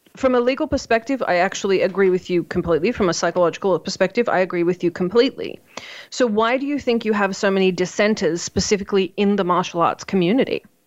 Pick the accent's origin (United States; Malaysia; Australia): Australia; I'm Australian